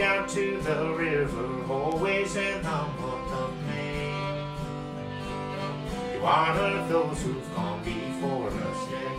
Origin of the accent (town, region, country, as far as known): Tennessee, United States